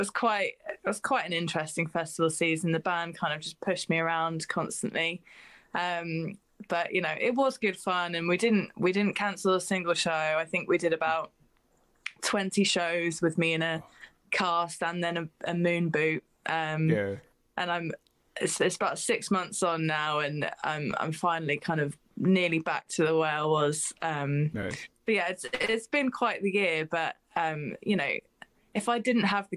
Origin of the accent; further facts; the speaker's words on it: Cambridge, East of England, United Kingdom; Cambridge, which is my hometown where I live